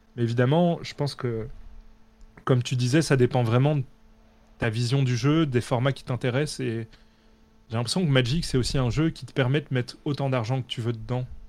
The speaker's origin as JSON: {"language": "French", "country": "Belgium", "said": "comme je suis belge"}